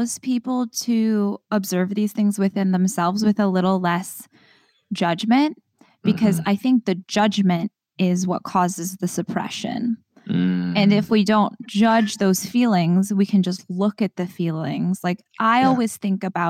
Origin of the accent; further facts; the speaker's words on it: Trinidad & Tobago; now in United States; I feel like I'm Trinidadian